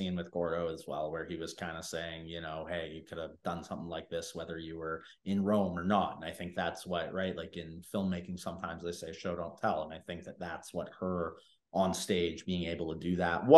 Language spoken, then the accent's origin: English; Canada; I am Canadian in Canada